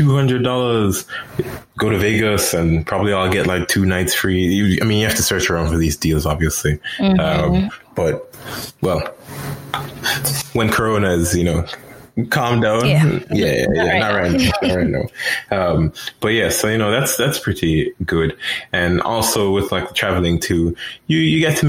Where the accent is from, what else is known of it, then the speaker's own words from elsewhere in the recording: Jamaica; now in United States; I'm from Jamaica